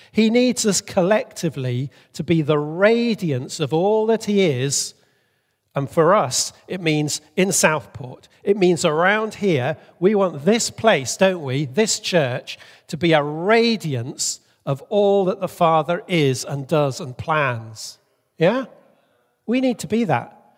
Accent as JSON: {"language": "English", "country": "Bolivia", "tie": "born or raised there", "moved": "yes", "said": "I grew up in Bolivia"}